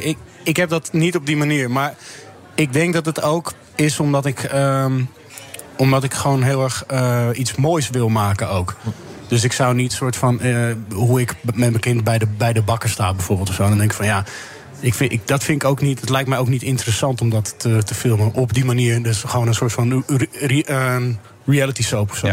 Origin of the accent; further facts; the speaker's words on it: Amsterdam, North Holland, Netherlands; ik kom zelf uit Amsterdam, de, de, pijp.